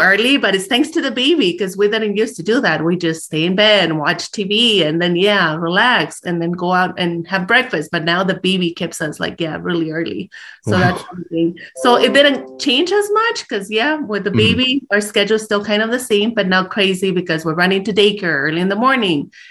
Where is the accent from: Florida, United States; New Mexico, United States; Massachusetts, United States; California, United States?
New Mexico, United States; Chaparral; accent: El Paso; English is a second language; moved away as an adult; also born or lived in El Paso, Texas; now in Clovis, United States; I'm from Chaparral